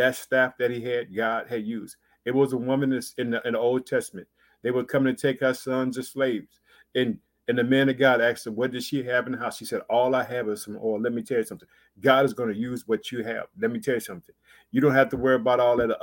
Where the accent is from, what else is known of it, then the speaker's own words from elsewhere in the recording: Illinois, United States; the state of Illinois, which is my home state. I reside in the city of Chicago.